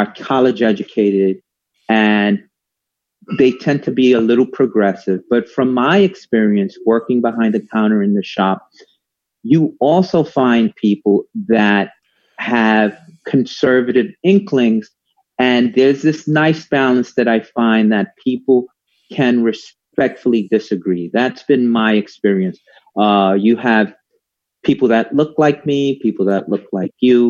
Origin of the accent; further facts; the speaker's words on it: New York City, New York, United States; also born or lived in South Slope, Brooklyn; I used to come from the Bronx